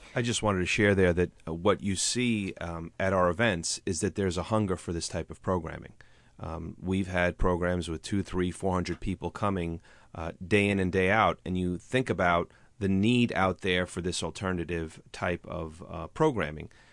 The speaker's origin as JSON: {"language": "English", "town": "New Rochelle", "region": "New York", "country": "United States", "tie": "born or raised there", "also_born_or_lived": "Bronx, New York", "said": "I grew up in New Rochelle and in the Bronx"}